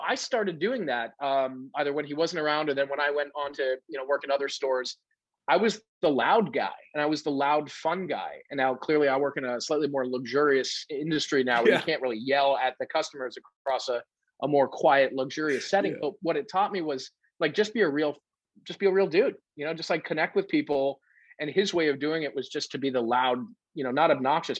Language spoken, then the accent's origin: English; New England, United States; I grew up in New England. And so I was really much more of an outdoors guy than I am today, simply because it was my backyard.